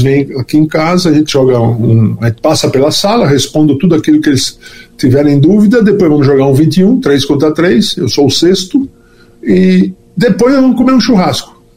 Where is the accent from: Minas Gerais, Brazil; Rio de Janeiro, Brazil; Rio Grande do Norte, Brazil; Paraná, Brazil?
Rio Grande do Norte, Brazil; Natal; nasci em Natal